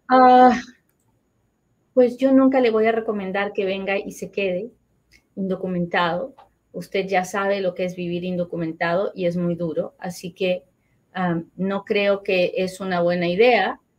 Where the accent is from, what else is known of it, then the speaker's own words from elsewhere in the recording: Colombia; Me aprobaron mi caso, doctora, soy de Colombia, aplico para la invitación de reunificación familiar.